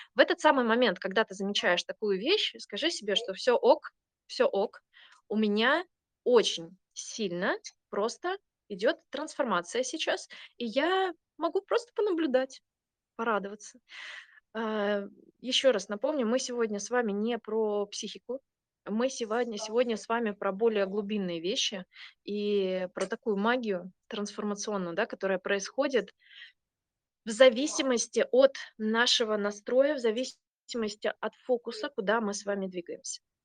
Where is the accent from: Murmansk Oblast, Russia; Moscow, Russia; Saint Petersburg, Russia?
Saint Petersburg, Russia; moved away as an adult; also born or lived in southern Sweden; now in Sweden; Я сама из Питера, питерская